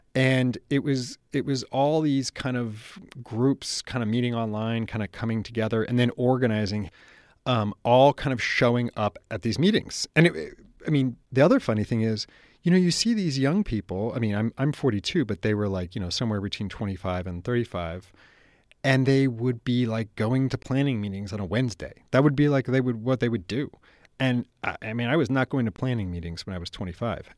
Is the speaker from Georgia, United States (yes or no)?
no; San Francisco, California, United States; I grew up in San Francisco